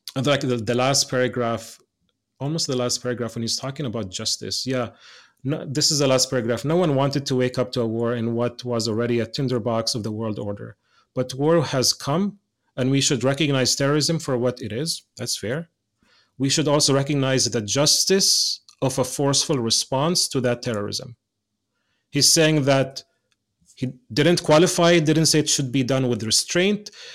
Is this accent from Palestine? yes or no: yes; Bethlehem, West Bank, Palestine; moved away as an adult; also born or lived in Jerusalem / Beit Sahour; now in United States; Bethlehem too, my hometown